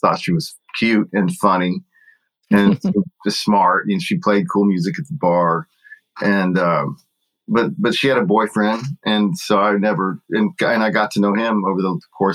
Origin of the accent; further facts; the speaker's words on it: Austin, Texas, United States; moved away as an adult; also born or lived in Nashville, Tennessee; growing up in Austin, and playing in Austin